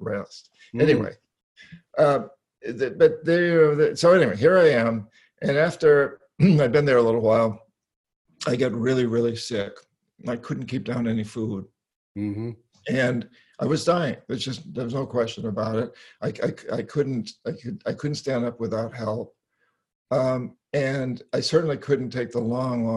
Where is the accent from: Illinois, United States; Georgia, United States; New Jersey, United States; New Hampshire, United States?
New Hampshire, United States; moved away; I grew up in New England, New Hampshire. I come from over 300 years of Yankees in that part of the world